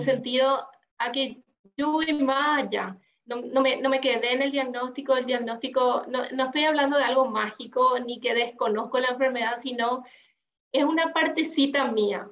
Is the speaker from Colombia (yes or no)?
no; Paraguay; moved away as an adult; now in Uruguay; yo soy paraguaya, em, mm. Eh, y viví toda mi vida en Paraguay, pero desde hace un año estoy viviendo acá en Uruguay